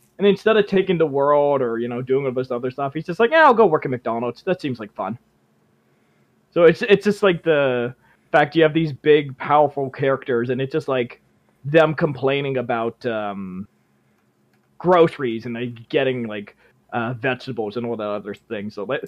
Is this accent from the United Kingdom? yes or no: no; Canada; I'm from the land of beavers.